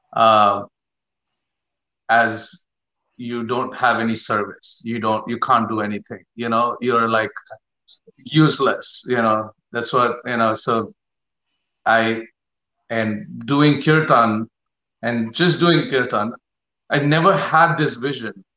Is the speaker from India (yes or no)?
yes; Mumbai, Maharashtra, India; I grew up in Bombay.